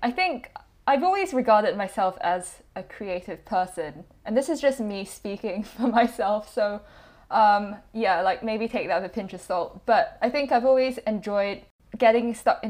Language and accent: English; Singapore; now in United Kingdom; I came to the UK from Singapore about 7-8 years ago now